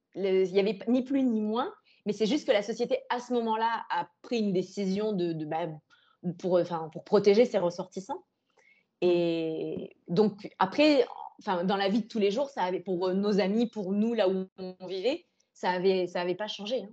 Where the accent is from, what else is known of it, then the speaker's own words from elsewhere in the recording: France; moved away as an adult; also born or lived in Lebanon / Morocco / Indonesia; now in Singapore; on est arrivé en tant que Français